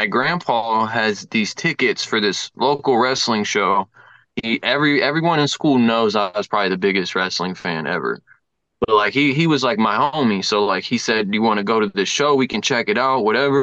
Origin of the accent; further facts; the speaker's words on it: Lima, Ohio, United States; also born or lived in North Carolina; I am from Lima, born and raised.